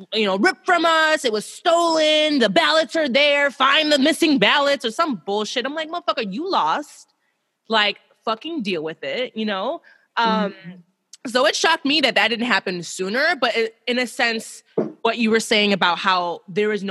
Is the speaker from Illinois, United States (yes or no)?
yes; Chicago, Illinois, United States; me and Becky are from Chicago. We're in Chicago right now.